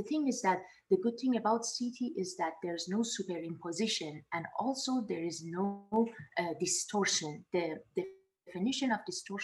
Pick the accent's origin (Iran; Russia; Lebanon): Iran; Tehran, Tehran Province; moved away as an adult; also born or lived in Dubai / Canada / San Antonio, Texas; now in Pomona, United States; I was born and raised in Tehran, and I went to dental school in Dubai